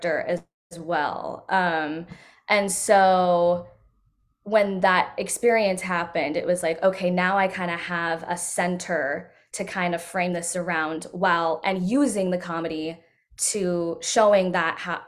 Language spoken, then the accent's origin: English; Modesto, California, United States; I'm from Modesto, California, so Central California, right in the dead center